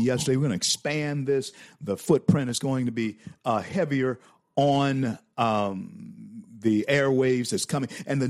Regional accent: Louisiana, United States; now in Florida, United States; my home state of Louisiana. Of course, you know, I'm in Florida now

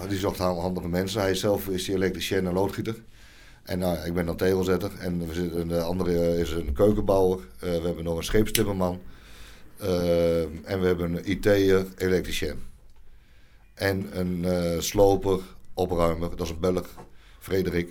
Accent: Nunspeet, Gelderland, Netherlands; now in Heerde, Netherlands; ik kom uit Nunspeet.

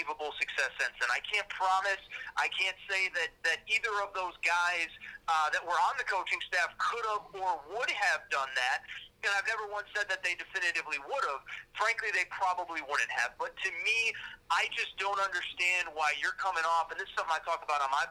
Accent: Connecticut, United States; I grew up in Connecticut.

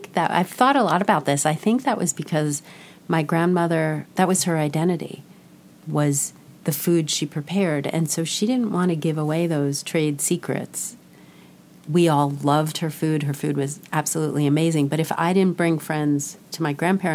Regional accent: New York, United States; moved away as an adult; also born or lived in Bay Area, California / Southwest US; now in Southwest, United States; I was in New York my entire childhood and youth. And I even went to college in New York

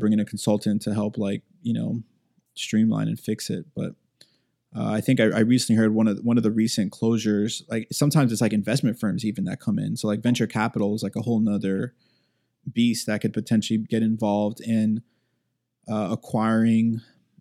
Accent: United States; I'm a first generation American

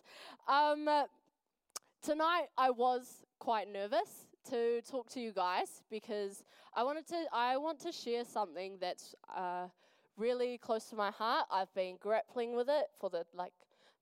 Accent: Wellington, New Zealand; now in Dunedin, New Zealand; I am from Wellington. Good times. I'm from a little place called Nainai. Yes, in the ghetto.

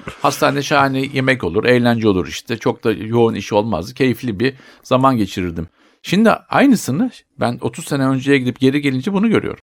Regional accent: Turkey; moved away; also born or lived in Spain; bizim ülkemizde

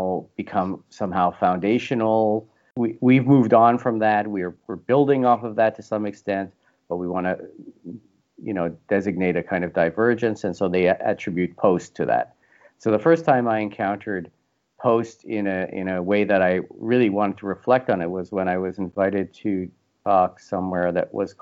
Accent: Canada; I'm Canadian

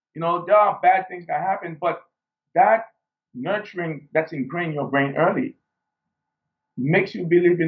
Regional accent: Haiti; growing up in Haiti, we didn't have the luxury of a first world.

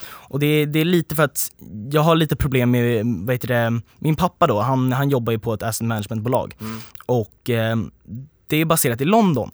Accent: Sweden; som liksom svenskar

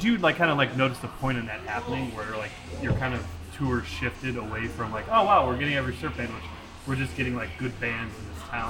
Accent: Cleveland, Ohio, United States; I'm from Cleveland, Ohio

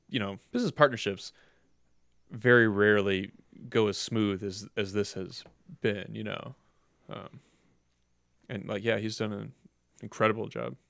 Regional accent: Cleveland, Ohio, United States; I grew up in Cleveland. I've always lived in Cleveland.

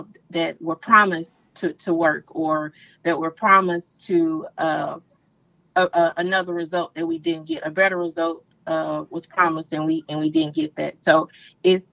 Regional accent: the Arkansas Delta, United States; I'm from the Delta, born and raised.

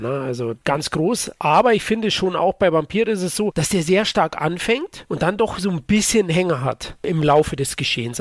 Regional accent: Bavaria, Germany; Ich als Bayer

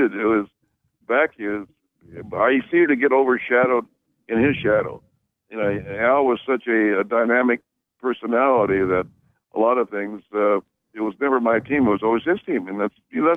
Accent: near Fresno, California, United States; my hometown area of Fresno, which is close to my hometown

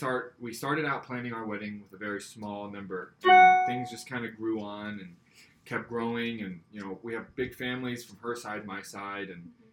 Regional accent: Scotland, United Kingdom; But I am Scottish, and my grandpa gave me his kilt when he passed away.

